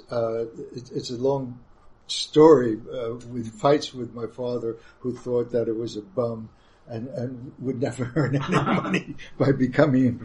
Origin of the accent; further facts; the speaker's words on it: New York, United States; also born or lived in Munich, Germany; as a New Yorker, I only wanted to teach in New York and live in New York